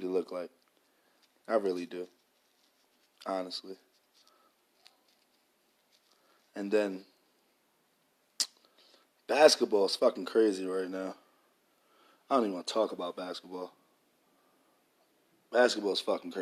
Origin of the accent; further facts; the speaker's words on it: New York, United States; I'm from New York